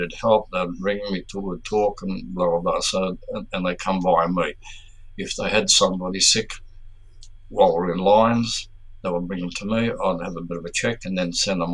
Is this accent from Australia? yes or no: yes; Melbourne, Victoria, Australia; I'm originally from Melbourne. My family is here.